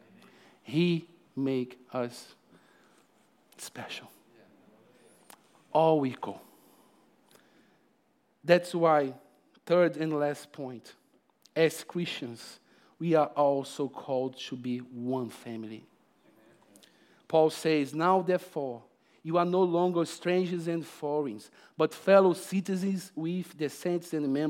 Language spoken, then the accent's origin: English; Brazil; now in Australia; Come on, I came from Brazil. It's really far, but the Holy Spirit makes it really close. It's so improbable for myself to be preaching here this morning. I never thought in my life one day I would be living in Australia.